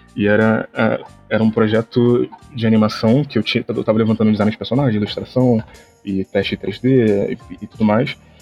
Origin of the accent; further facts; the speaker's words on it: Rio de Janeiro, Brazil; eu sou do Rio de Janeiro